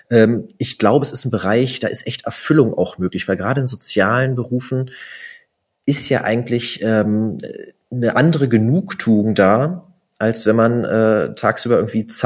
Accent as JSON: {"language": "German", "region": "Brandenburg", "country": "Germany", "lives_now": "Bochum, Germany", "said": "Nee, Bochumer Jung bin ich ja nicht, bin ja gar nicht hier geboren. Ich komme ja eigentlich aus Brandenburg."}